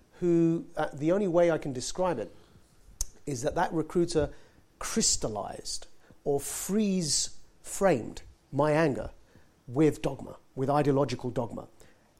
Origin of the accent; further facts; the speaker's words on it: Southend-on-Sea, East of England, United Kingdom; I was born and raised in Essex in Southend